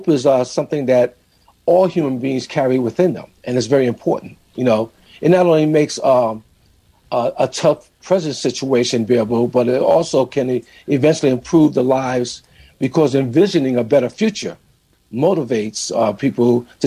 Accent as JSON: {"language": "English", "town": "New York City", "region": "New York", "country": "United States", "tie": "born or raised there", "said": "growing up in New York City"}